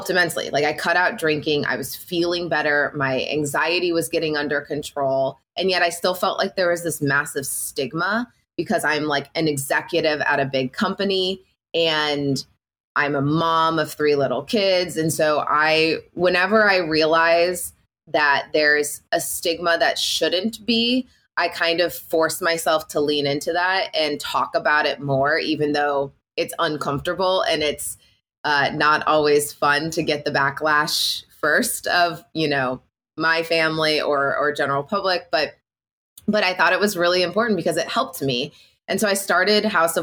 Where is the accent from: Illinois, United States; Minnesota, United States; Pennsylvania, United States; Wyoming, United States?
Illinois, United States; I'm born and raised in the Midwest. I'm from Illinois. I grew up on a very small town, it's like 800 people